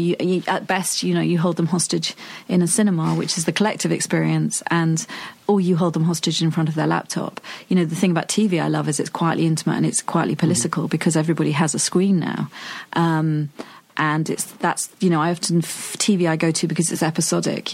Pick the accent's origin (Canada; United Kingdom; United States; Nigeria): United Kingdom; I'm such a Brit